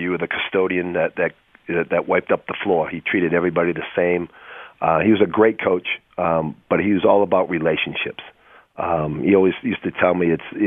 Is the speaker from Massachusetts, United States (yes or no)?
yes; Boston, Massachusetts, United States; moved away; I grew up in Boston